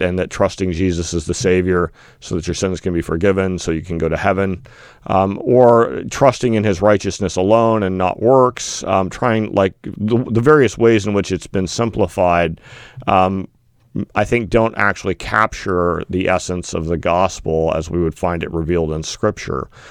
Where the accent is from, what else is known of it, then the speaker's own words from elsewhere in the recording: Northern California, United States; I grew up in Northern California